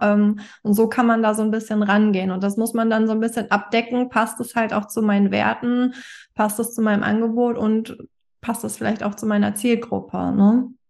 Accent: Hamburg, Germany; Ich komme aus Hamburg.

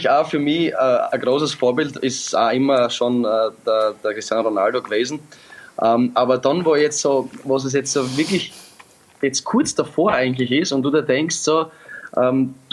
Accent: Austria; born there; Ich bin aber ja in Österreich geboren

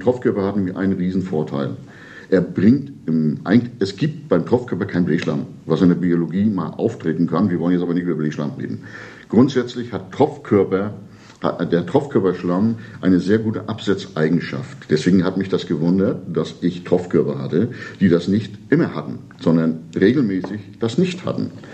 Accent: Rostock, Mecklenburg-Vorpommern, Germany; now in Ribnitz-Damgarten, Germany; Ich bin eigentlich ursprünglich Rostocker, ich bin hier auch geboren

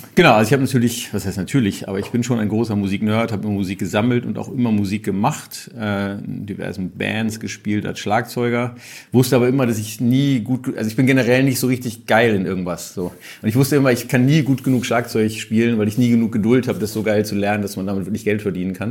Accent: Hamburg, Germany; Ich bin Hamburger

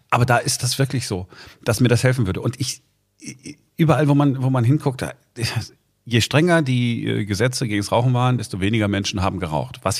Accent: Duisburg, North Rhine-Westphalia, Germany; Also immer wenn ich ähm, meine Freunde in Nordrhein-Westfalen, wo ich herkomme, besuche, ja, dann rauchen wir natürlich. Hm. Ähm, aber wenn ich dann, zum Beispiel in Duisburg, meiner Heimatstadt

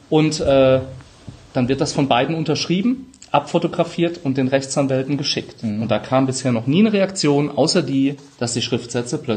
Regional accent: Rhineland-Palatinate, Germany; accent: Palatine; Brechstange, ich bin Pfälzer, manchmal SCH statt CH.

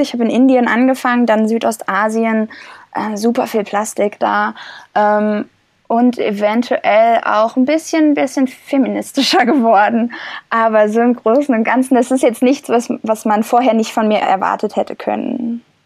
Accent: Germany; Ich war ja schon mal zehn Monate ähm, nicht in Deutschland und habe woanders gelebt

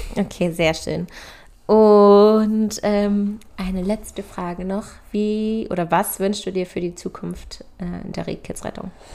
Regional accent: Hanover, Lower Saxony, Germany; moved away; Freundin von mir aus meiner Heimat, die jetzt sozusagen ganz, ganz frisch in unsere Mädelsrunde aufgenommen wird und das erste weibliche Nachkommen von uns zu Hause von meinen Hannover Girls ist

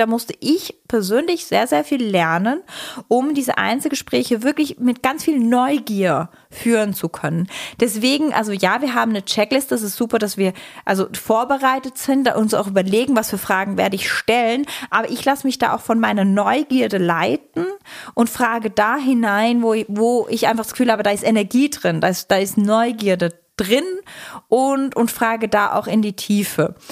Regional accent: Switzerland; Ich bin Schweizerin.

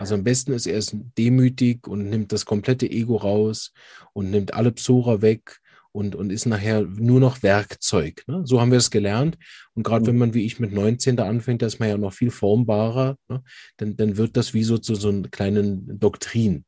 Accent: Berlin, Germany; moved away; ich komme ja ursprünglich aus Berlin

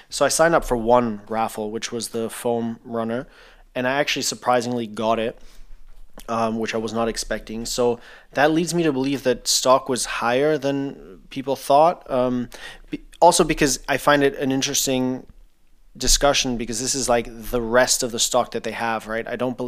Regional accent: Thailand; growing up in Thailand, you obviously have ACs in every single room

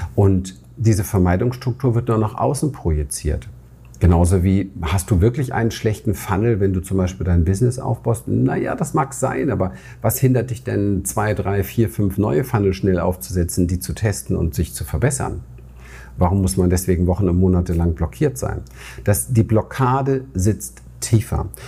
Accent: Berlin, Germany; Ich bin in Berlin aufgewachsen, im Hinterhof aufgewachsen

